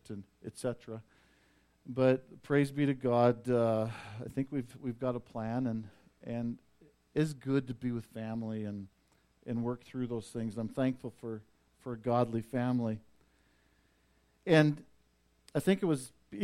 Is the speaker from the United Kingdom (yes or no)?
no; Vauxhall, Alberta, Canada; moved away; I made the road trip to Vauxhall, my hometown, to go see my dad